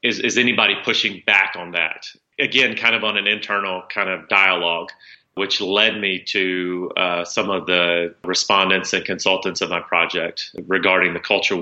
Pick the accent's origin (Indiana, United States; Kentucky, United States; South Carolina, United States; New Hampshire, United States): Kentucky, United States; South Central; growing up in South Central Kentucky, if you're not part of a church community, there's a lot of privileges you don't have